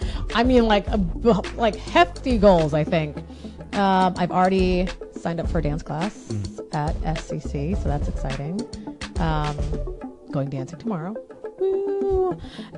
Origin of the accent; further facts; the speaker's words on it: Jamaica; I'm Jamaican